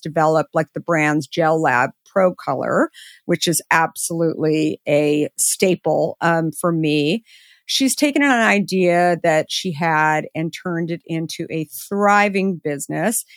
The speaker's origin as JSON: {"language": "English", "region": "Arizona", "country": "United States", "said": "I'm also from Arizona"}